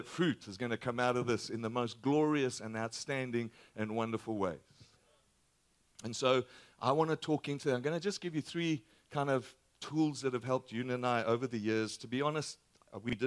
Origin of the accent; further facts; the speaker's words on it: Australia; moved away; my accent is a little different. We're from Australia.